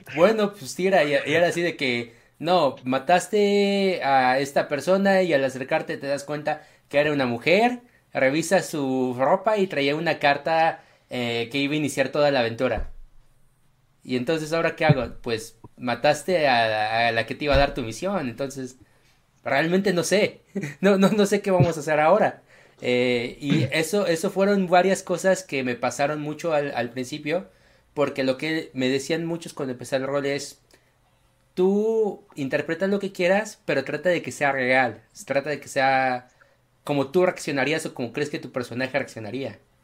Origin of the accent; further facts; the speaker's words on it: Mexico; como mexicano